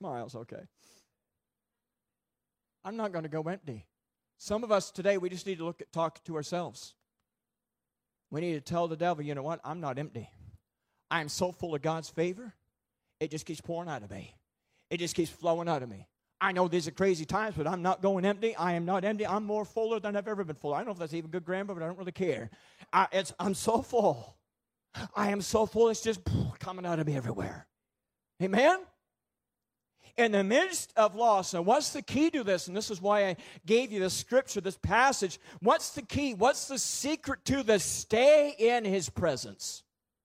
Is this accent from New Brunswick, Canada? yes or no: yes; Boiestown, New Brunswick, Canada; moved away as an adult; I grew up in Boystown, I grew up in the woods, I was a redneck boy, I was a farmer boy